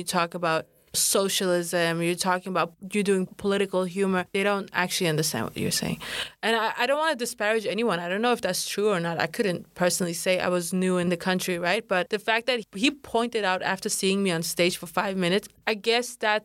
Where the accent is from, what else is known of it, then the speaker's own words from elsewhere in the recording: Denmark; accent: American; first language Kurdish; English is a second language; moved away as an adult; also born or lived in United Kingdom; now in New York, United States; I grew up in Denmark and I lived there till I was 23. I grew up speaking both